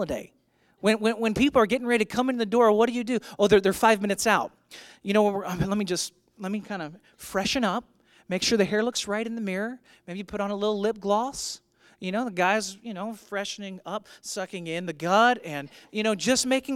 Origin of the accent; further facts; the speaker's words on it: St. Louis, Missouri, United States; moved away as an adult; I'm from St. Louis. I'd spent the first 20 years of my life living in St. Louis.